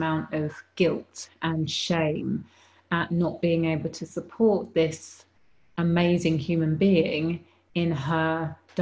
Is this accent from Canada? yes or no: no; United Kingdom; born or raised there